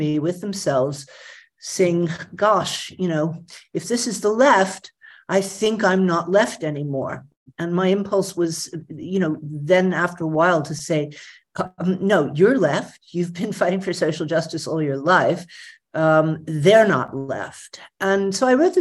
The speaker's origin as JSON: {"language": "English", "town": "Atlanta", "region": "Georgia", "country": "United States", "tie": "born or raised there", "said": "I grew up in Atlanta, Georgia, in the middle of the civil rights movement"}